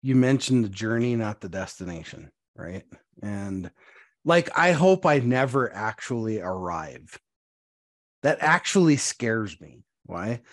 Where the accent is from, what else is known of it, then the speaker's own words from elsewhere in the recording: Montana, United States; I'm a farm kid. I grew up in Montana.